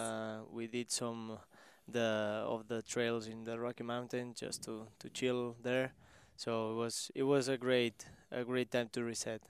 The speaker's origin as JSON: {"language": "English", "area": "small town near Barcelona", "region": "Catalonia", "country": "Spain", "tie": "born or raised there", "second_language": "English", "moved": "as an adult", "lives_now": "Kansas City, United States", "said": "I was in my, my hometown, which is, uh, four thousand people there, uh, small, small one"}